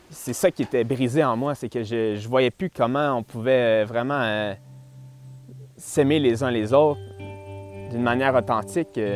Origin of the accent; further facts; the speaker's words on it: Lorraine, Quebec, Canada; Je viens de Lorraine, une petite ville euh, située en banlieue de Montréal, sur la rive nord, pas à Laval, un peu, plus au nord.